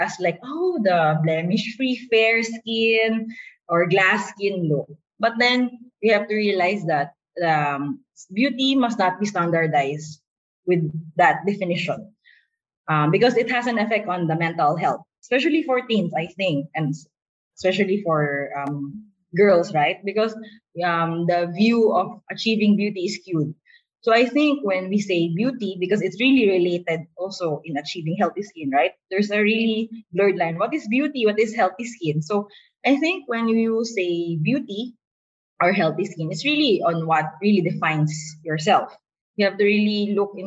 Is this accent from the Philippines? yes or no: yes; Philippines; We're a Filipino culture